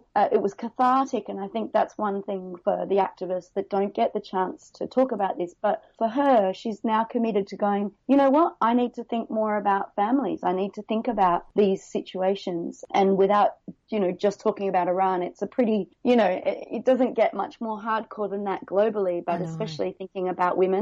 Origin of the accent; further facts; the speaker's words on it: Adelaide, South Australia, Australia; moved away as an adult; now in Hong Kong; I'm from Adelaide originally, but 14 years in Hong Kong.